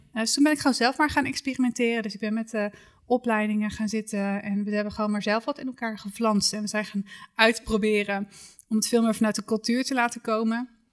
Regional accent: Achterhoek, Gelderland, Netherlands; Ik kom uit de Achterhoek.

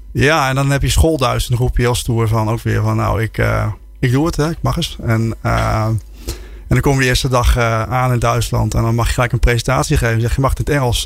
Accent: Netherlands; also born or lived in Germany

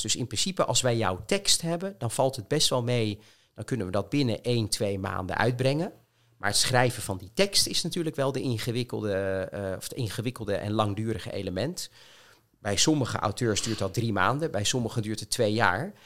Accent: Rijswijk, South Holland, Netherlands; now in Voorburg, Netherlands; ik ben opgegroeid in Rijswijk

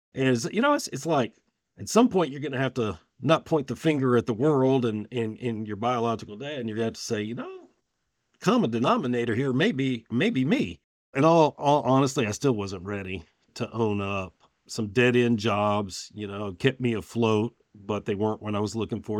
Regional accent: Richmond, Virginia, United States; I was born in Richmond, Virginia

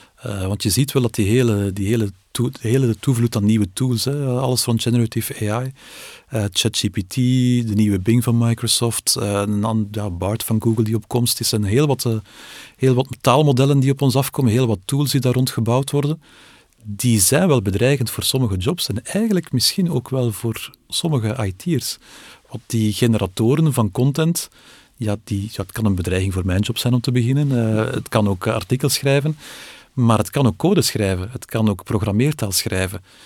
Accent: Belgium

